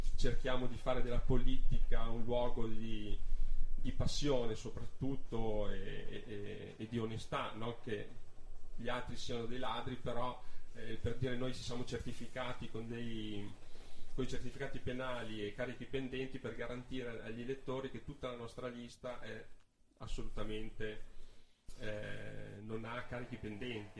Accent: Milan, Lombardy, Italy; now in Trento, Italy; sono nato a Milano, quindi non sono trentino di nascita, ma ci vivo da una quindicina d'anni.

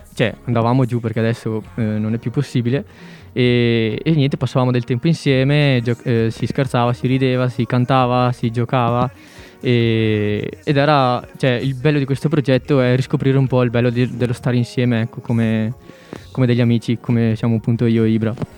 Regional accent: Lusiana, Veneto, Italy; moved away as an adult; now in Trento, Italy; sono veneto e vengo dalla provincia di Vicenza, in particolare da Lusiana che è un paese sull'altopiano di Asiago. Infatti si sente molto dal mio accento immagino

